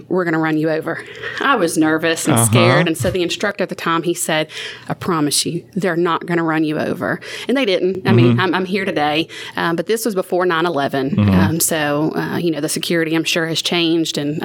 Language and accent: English; Chalmette, Louisiana, United States; moved away as an adult; also born or lived in Slidell, Louisiana / Metairie, Louisiana; now in Ruston, United States; I'm originally from Chalmette, Louisiana, which is about 5-10 minutes south of the New Orleans area. I lived a lot in Slidell and Metairie